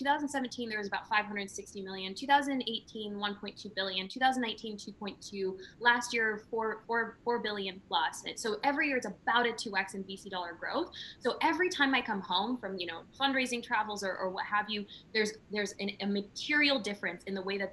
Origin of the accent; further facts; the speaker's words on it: rural Minnesota, United States; I grew up in a trailer park in rural Minnesota